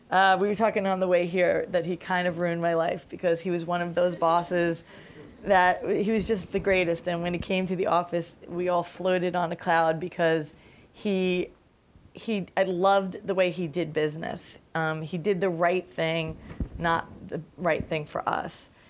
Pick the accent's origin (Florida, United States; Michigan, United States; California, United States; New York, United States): New York, United States; Staten Island; I come from Staten Island. My accent was way thicker back in the day.